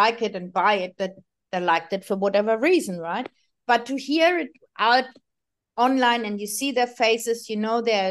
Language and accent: English; Sydney, New South Wales, Australia; I'm from Sydney. I'm live close to the eastern suburbs